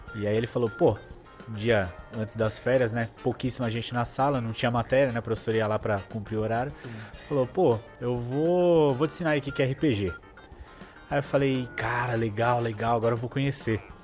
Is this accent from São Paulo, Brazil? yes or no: yes; São Paulo, Brazil; Eu nasci no bairro do Bancários, Santana, né? Grande Santana. Mas aos dois anos eu já mudei de casa e eu vim morar com minha mãe e minha avó, que é até onde eu moro atualmente. Minha mãe e minha avó na zona norte de São Paulo.